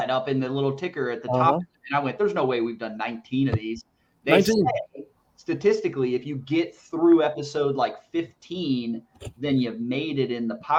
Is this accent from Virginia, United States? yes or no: yes; Northern Virginia, United States; I grew up in Northern Virginia, and I was like born, went to the house that I grew up in and moved out of it when I was 20.